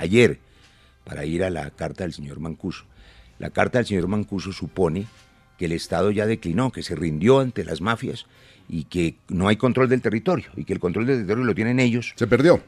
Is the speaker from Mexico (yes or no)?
no; Colombia; como colombiano